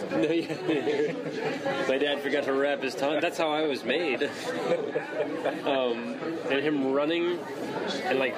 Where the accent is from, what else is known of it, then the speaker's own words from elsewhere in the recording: Germany; when I grew up in Germany